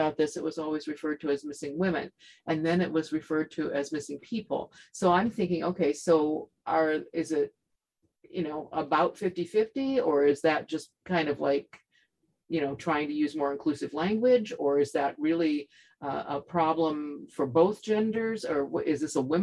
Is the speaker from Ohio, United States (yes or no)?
yes; Ohio, United States; now in Washington, United States; I was born in Ohio